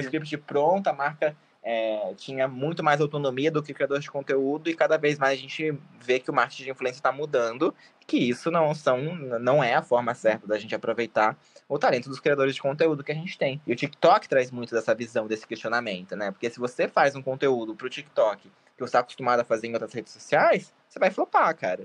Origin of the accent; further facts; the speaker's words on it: Itapeva, São Paulo, Brazil; moved away; Eu sou do interior de São Paulo, tá? Eu sou uma cidade chamada Itapeva